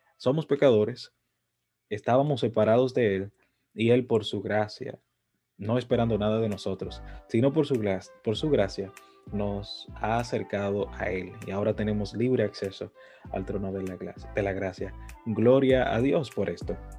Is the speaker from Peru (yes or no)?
no; Dominican Republic; Yo soy dominicano de pura cepa